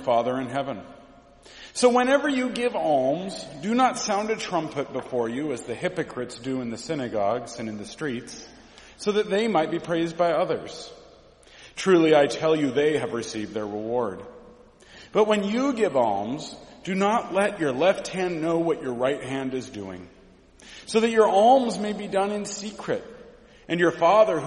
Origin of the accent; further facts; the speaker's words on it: Mount Angel, Oregon, United States; I grew up in Mount Angel, Oregon.